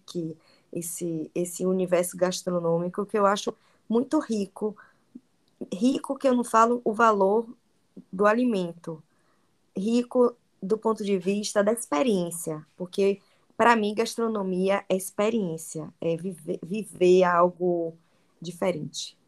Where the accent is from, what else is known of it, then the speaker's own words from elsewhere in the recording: Bahia, Brazil; accent: Baiano; eu falo francês com sotaque de baiana